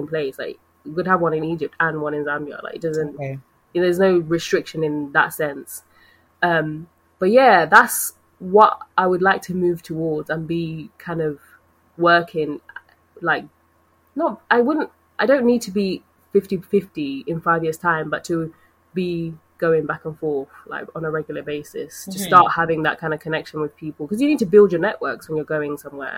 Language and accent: English; United Kingdom; we've been brought up here